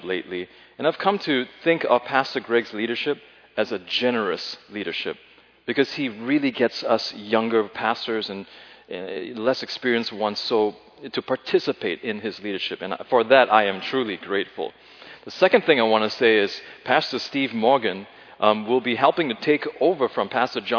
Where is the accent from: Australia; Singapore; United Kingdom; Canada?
Singapore; moved away; my time growing up in Singapore